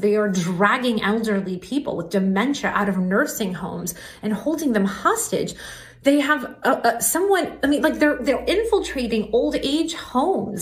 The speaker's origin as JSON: {"language": "English", "country": "Iran", "tie": "born or raised there", "moved": "yes", "said": "I was born in Iran"}